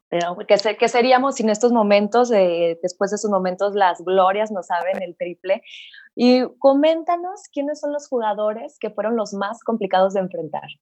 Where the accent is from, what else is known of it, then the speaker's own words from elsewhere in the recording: Mexico; Así somos los mexicanos